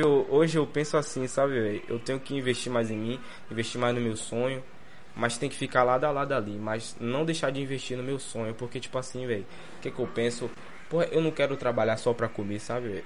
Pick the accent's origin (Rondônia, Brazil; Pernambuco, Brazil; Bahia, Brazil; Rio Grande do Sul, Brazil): Bahia, Brazil; Salvador; Brongo é onde eu morava, meu avô até mora lá hoje. Onde eu praticamente nasci e criado